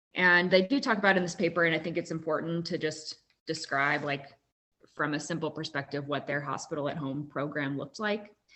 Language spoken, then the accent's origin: English; Kansas, United States; moved away as an adult; also born or lived in Durham, North Carolina / Omaha, Nebraska; now in Utah, United States; I grew up in Kansas